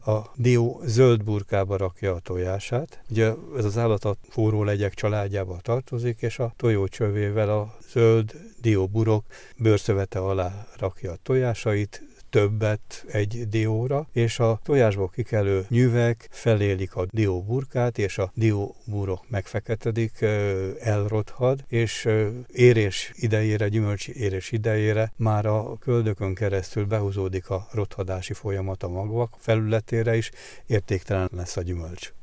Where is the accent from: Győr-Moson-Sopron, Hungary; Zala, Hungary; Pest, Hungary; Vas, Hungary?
Zala, Hungary; moved away; Nyugat-Magyarországon, Zalában, szülőföldemen jártam